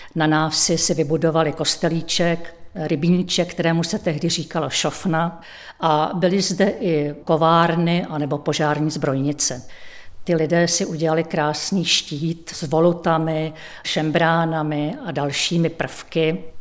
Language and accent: Czech; Chvalovice, South Bohemian Region, Czechia; also born or lived in České Budějovice; now in Dobčice, Czech Republic; A své dětství jsem prožila ve Chvalovicích, to je asi kilometr vzdálená vesnice od Obšic